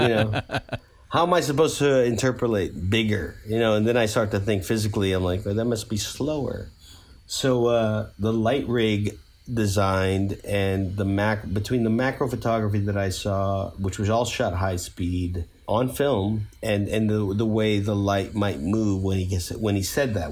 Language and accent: English; New York, United States; we're both from New York